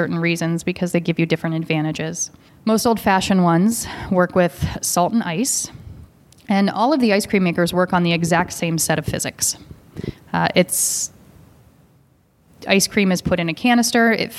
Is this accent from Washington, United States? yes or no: yes; Seattle, Washington, United States; I grew up in Seattle